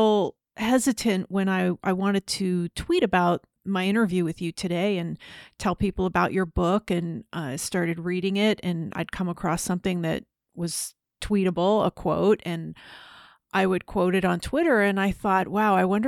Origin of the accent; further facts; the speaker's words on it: United States; Growing up in the United States as obviously a woman